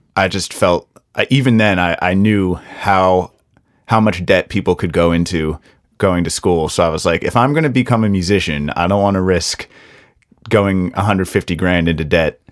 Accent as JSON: {"language": "English", "country": "United States", "said": "as an American"}